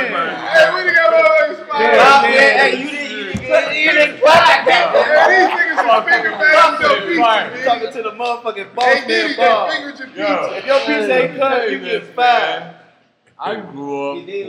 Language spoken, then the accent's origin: English; Eritrea; now in Atlanta, United States; I'm from Africa, dude. Africa, Eritrea